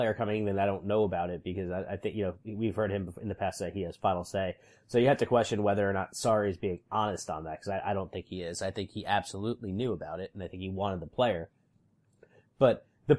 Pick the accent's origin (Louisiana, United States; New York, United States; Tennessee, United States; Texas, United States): New York, United States; my hometown team in New York, the Red Bulls